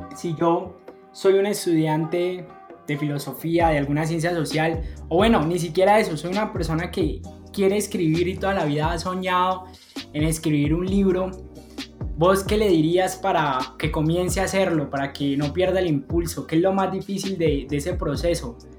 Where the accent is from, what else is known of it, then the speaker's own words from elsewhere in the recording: Cali, Valle del Cauca, Colombia; Yo, por ejemplo, soy caleño